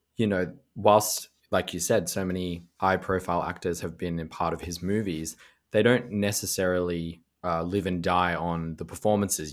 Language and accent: English; Melbourne, Victoria, Australia; my hometown of Melbourne